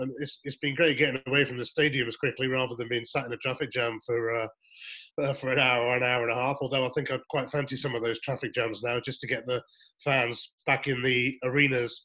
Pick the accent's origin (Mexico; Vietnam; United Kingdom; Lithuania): United Kingdom; England; being an English commentator on the Scottish